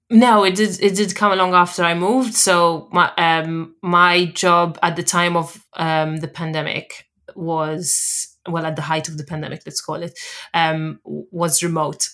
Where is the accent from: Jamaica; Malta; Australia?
Malta; moved away as an adult; also born or lived in Sheffield, England / London, England; now in Edinburgh, United Kingdom; I'm from Malta originally, but I currently reside in Edinburgh, Scotland